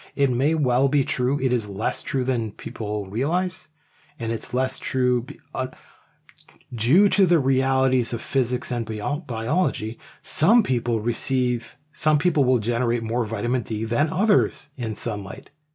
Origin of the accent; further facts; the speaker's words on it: Canada; I'm Canadian.